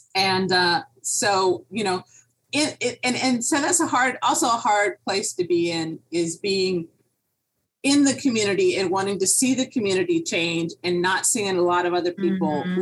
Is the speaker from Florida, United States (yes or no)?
yes; Miami Beach, Florida, United States; here in Miami. I grew up on Miami Beach